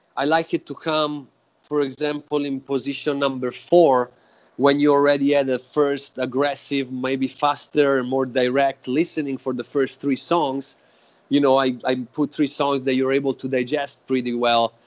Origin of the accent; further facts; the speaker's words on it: Florence, Tuscany, Italy; now in Oakland, United States; I was born in Florence, in Italy.